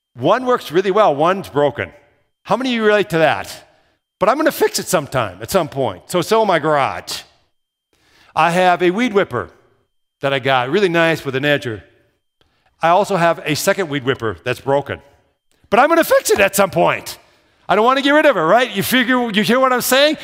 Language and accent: English; Minnesota, United States; moved away as an adult; also born or lived in Southern Iowa; they thought I had an accent 'cause I was from Minnesota